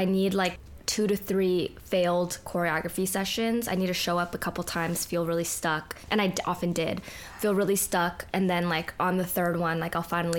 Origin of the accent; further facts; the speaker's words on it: Bay Area, California, United States; moved away as an adult; now in Los Angeles, United States; we're from the Bay, but I moved down to L.A. for college, and then I stayed for dance.